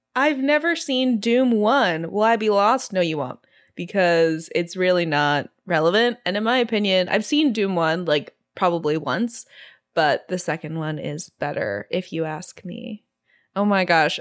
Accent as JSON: {"language": "English", "country": "Singapore", "tie": "born or raised there", "said": "I grew up in Singapore"}